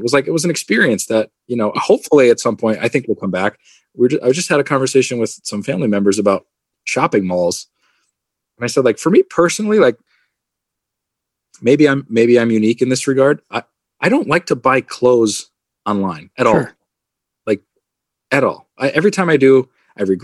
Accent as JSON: {"language": "English", "town": "Carbondale", "region": "Pennsylvania", "country": "United States", "tie": "born or raised there", "said": "I grew up in Carbondale."}